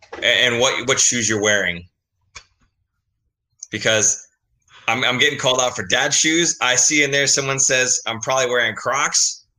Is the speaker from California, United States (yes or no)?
yes; California, United States; born there; I was born in the Bay Area.